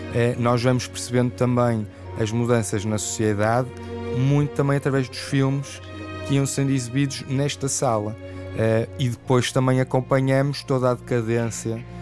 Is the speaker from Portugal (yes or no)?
yes; Porto, Norte, Portugal; eu para além de ser português sou portuense